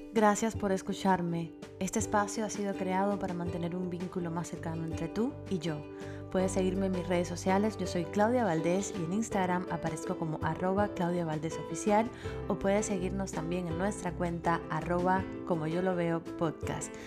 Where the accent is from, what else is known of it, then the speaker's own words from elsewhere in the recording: Cuba; somos cubanas, yo soy muy rubia